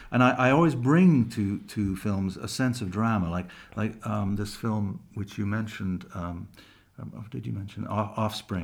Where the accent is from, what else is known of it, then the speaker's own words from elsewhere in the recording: England, United Kingdom; I was born in England